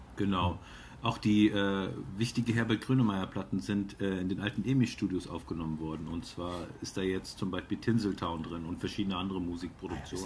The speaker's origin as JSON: {"language": "German", "town": "Cologne", "region": "North Rhine-Westphalia", "country": "Germany", "tie": "born or raised there", "said": "gebürtiger Kölner"}